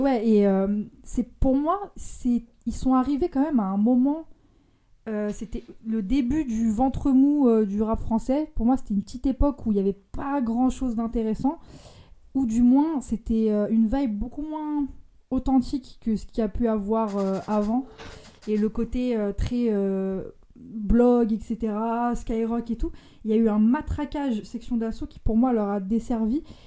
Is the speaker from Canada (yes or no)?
no; Lyon, Auvergne-Rhône-Alpes, France; je viens de Lyon et j'ai, je, suis, je suis encore ado.